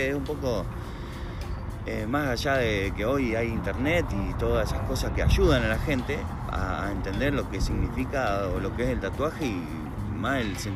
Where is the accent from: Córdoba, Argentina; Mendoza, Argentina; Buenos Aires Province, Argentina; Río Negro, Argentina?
Buenos Aires Province, Argentina; San Miguel; also born or lived in José C. Paz; viví toda mi vida en San Miguel.